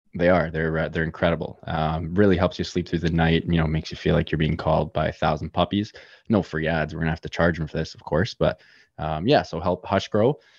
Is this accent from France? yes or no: no; Toronto, Ontario, Canada; Born and raised in lovely Toronto, Canada